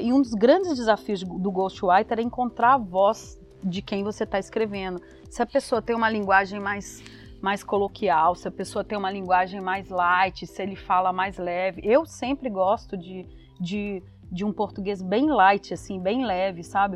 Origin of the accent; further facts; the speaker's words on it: Belo Horizonte, Minas Gerais, Brazil; moved away as an adult; now in São Paulo, Brazil; Eu sou de BH também, né? Formei na UniBH